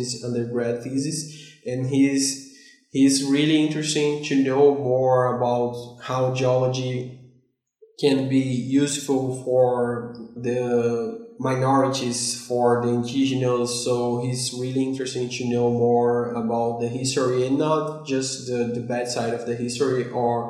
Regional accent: Salvador, Bahia, Brazil; English is a second language; also born or lived in Kingston, Canada; the city I was raised in Salvador

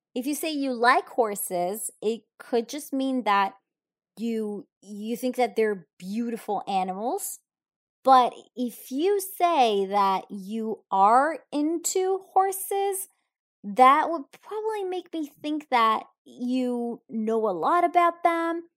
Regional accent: Italy; I'm from Italy

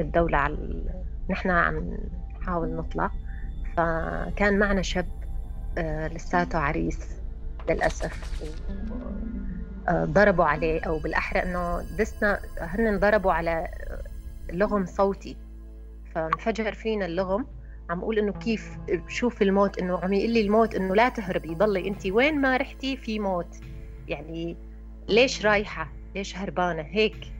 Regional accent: Raqqa, Raqqa Governorate, Syria; من الرقة

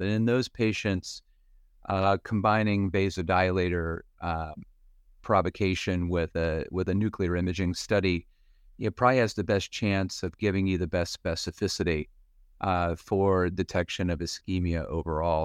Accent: Western Pennsylvania, United States; moved away as an adult; also born or lived in Philadelphia; now in Cleveland, United States; I grew up in Western Pennsylvania

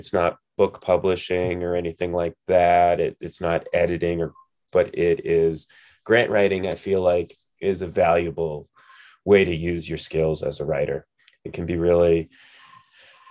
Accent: New Hampshire, United States; moved away as an adult; now in Colorado, United States; I'm from New Hampshire

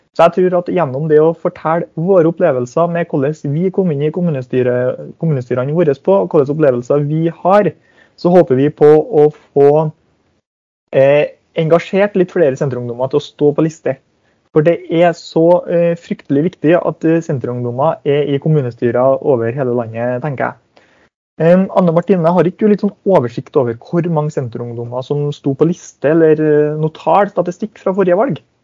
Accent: Hemne, Trøndelag, Norway; moved away as an adult; jeg kommer jo ikke til å bo noe i hjemkommunen min

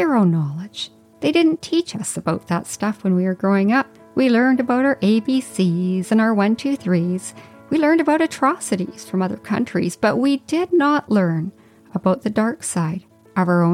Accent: Whitehorse, Yukon, Canada; moved away; I grew up in the Yukon in a neighborhood with kids from all backgrounds

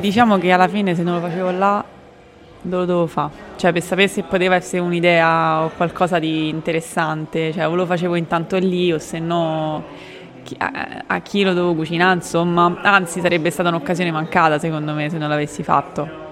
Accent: Rome, Lazio, Italy; vengo da Roma

